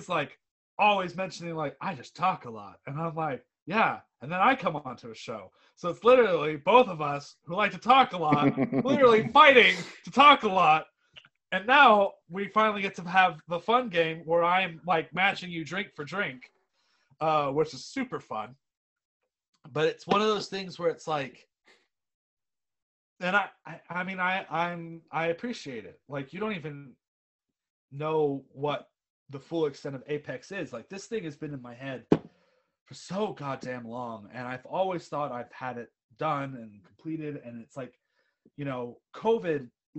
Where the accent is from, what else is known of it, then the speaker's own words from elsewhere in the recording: United States; accent: American; I sit here as an American patriot, despite my outrageous American accent, because I'm also British at the same time